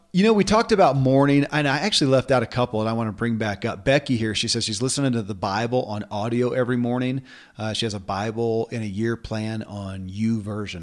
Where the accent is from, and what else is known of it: Kentucky, United States; born or raised there